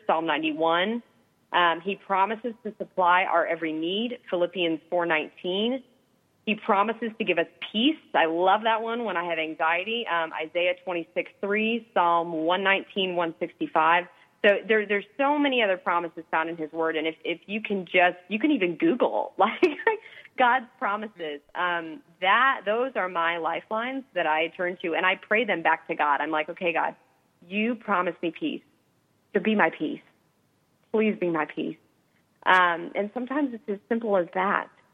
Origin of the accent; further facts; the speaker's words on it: Indiana, United States; I grew up in Indiana